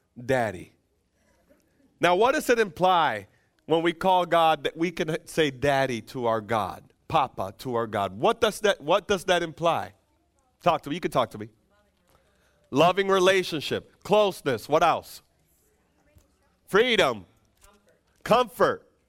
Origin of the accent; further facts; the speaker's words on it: Dominican Republic; moved away; I'm from the Dominican Republic.